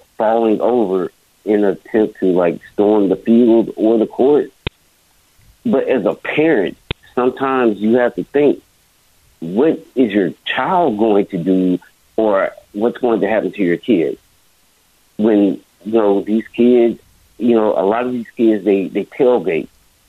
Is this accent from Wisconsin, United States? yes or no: no; Birmingham, Alabama, United States; now in Houston, United States; I live in Houston, but I'm from Birmingham, Alabama.